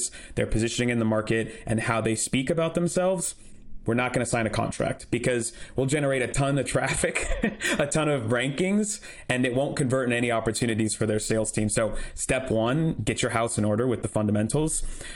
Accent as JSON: {"language": "English", "town": "Portland", "region": "Oregon", "country": "United States", "tie": "born or raised there", "moved": "yes", "lives_now": "San Luis Obispo, United States", "said": "me and my wife live down in San Luis Obispo now, but I grew up in Portland, Oregon"}